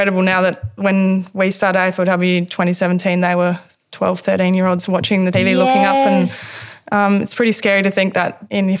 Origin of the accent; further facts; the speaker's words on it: Adelaide, South Australia, Australia; now in Melbourne, Australia; I'm from Adelaide